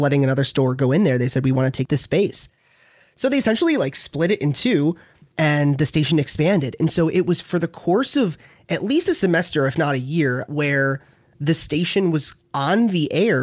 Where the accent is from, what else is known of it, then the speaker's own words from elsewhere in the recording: Liverpool, New York, United States; I'm a Syracuse native, actually, born and raised in Liverpool, not too far from the Hill